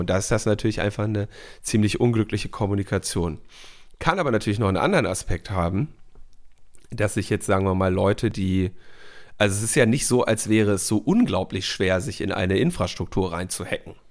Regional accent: Berlin, Germany; wir als Berliner

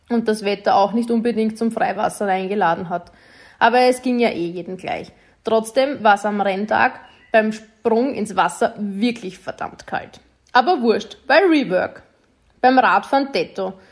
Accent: St. Pölten, Lower Austria, Austria; Challenge St. Pölten am vergangenen Sonntag hat mir sehr viel bedeutet, weil sie in meiner Heimat stattgefunden hat. Als gebürtige St. Pöltenerin muss man deshalb einfach dort starten.

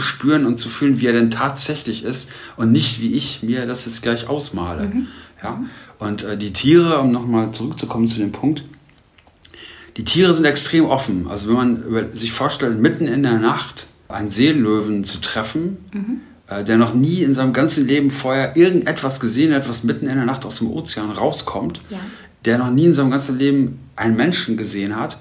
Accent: Germany; als Deutscher

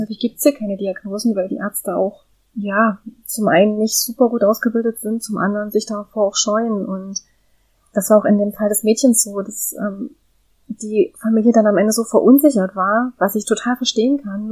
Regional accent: Germany; moved away; in Deutschland geboren zu sein, äh, in Deutschland aufgewachsen zu sein

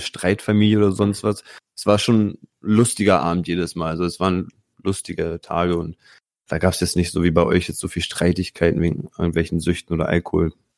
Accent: Italy; Bei uns in Italien

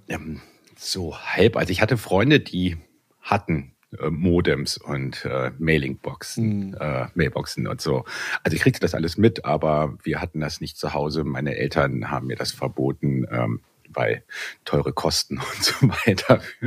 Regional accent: Bonn, North Rhine-Westphalia, Germany; ich komme aus Bonn

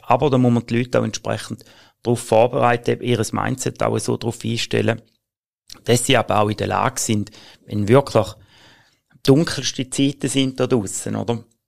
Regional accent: Switzerland; bei uns in der Schweiz

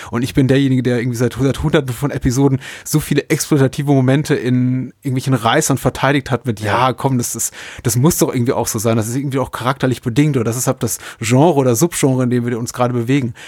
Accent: Franconia, Bavaria, Germany; Ich bin in Franken aufgewachsen

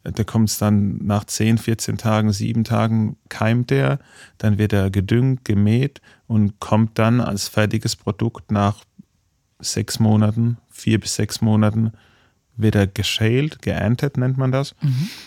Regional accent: Baden-Württemberg, Germany; now in Munich, Germany; ich komme zwar aus dem Badischen

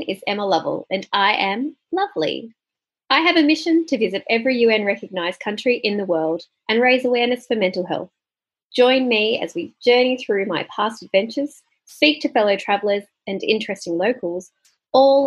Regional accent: Sydney, New South Wales, Australia; moved away as an adult; also born or lived in United Kingdom / Canada / Mexico / Melbourne; now in Gold Coast, Australia; I was born in Sydney, New South Wales, Australia. I lived there till I was 18

